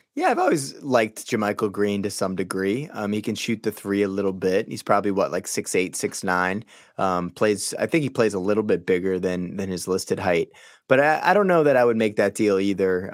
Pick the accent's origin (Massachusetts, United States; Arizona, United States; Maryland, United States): Massachusetts, United States; Boston; I grew up in Boston